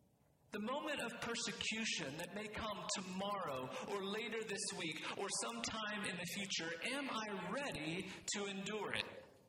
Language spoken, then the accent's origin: English; United States; that's very applicable for us as American Christians